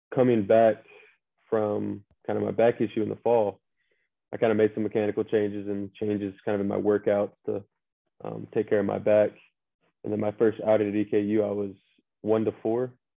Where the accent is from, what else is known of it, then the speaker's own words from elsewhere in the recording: Statesboro, Georgia, United States; from uh, Statesboro, Georgia, about 45 minutes west of uh, Savannah.